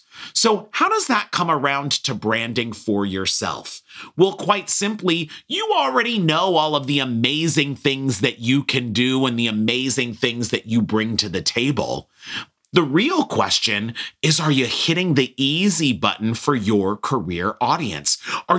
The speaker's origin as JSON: {"language": "English", "town": "Hollywood", "region": "California", "country": "United States", "tie": "born or raised there", "said": "you know that I grew up in Hollywood."}